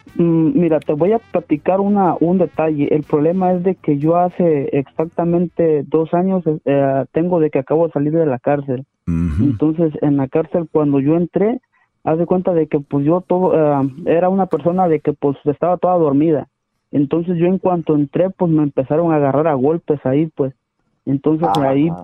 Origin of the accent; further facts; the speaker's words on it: Ciudad Hidalgo, Chiapas, Mexico; moved away; also born or lived in Tijuana / Sonora; yo soy de la ciudad de, de, de Ciudad Hidalgo, Chiapas, México